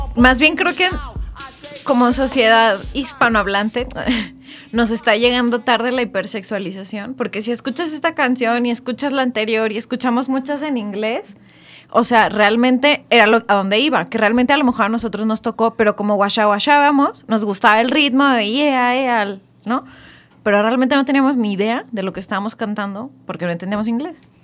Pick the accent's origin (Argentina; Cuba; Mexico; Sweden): Mexico; como mexicanos